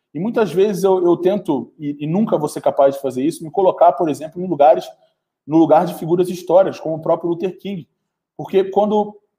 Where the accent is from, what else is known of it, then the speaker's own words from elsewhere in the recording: Brazil; Eu sou brasileiro, sou um jovem brasileiro, vivo no Brasil